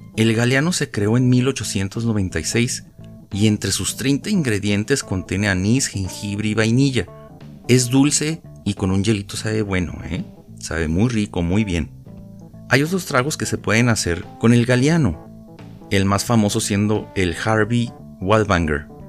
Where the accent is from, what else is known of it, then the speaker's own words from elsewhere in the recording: Ciudad Juárez, Chihuahua, Mexico; cuando era niño, allá en Ciudad Juárez